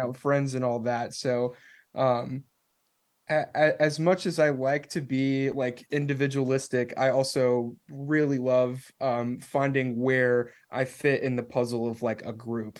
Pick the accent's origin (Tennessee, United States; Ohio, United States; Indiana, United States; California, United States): Tennessee, United States; Nashville; I'm from Nashville